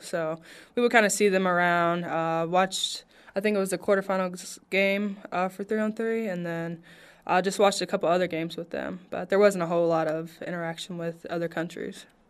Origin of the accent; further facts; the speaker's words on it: Princeton, Indiana, United States; now in Las Vegas, United States; I'm from Princeton, Indiana, so Southern Indiana.